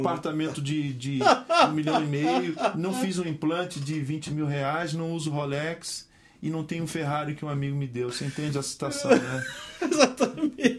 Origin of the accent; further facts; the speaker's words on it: Rio de Janeiro, Brazil; eu sou brasileiro, eu sou brasileiro, eu sou carioca